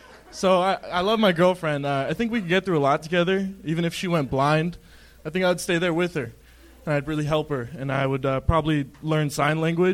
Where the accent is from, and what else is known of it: California, United States